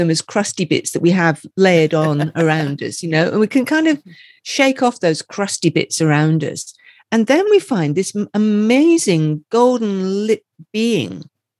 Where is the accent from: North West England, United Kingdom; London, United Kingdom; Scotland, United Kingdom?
Scotland, United Kingdom; So I am from Scotland. I don't sound it, I know, but I am from Scotland.